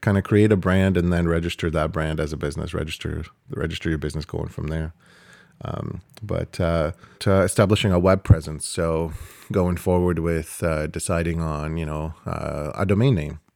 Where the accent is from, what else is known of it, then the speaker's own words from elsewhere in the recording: Canada; we're Canadian